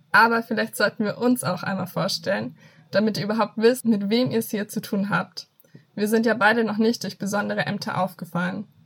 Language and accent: German; Fürth, Bavaria, Germany; Ich sitze hier im Süden, im schönen Franken ich komme nämlich aus Fürth und studiere in Erlangen Philosophie und Buchwissenschaft.